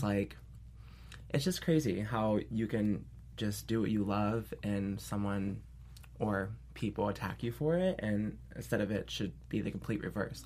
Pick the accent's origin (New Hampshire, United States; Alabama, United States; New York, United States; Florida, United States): New York, United States; upstate; I'm originally from New York, um, upstate New York